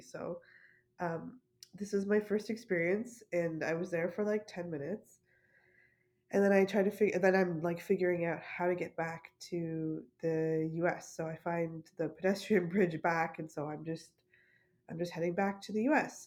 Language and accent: English; Canada; I'm Canadian